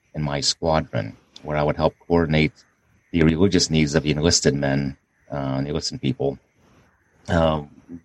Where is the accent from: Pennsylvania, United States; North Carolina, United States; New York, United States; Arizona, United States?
Pennsylvania, United States; Pittsburgh; I was raised as a Catholic back in my hometown of Pittsburgh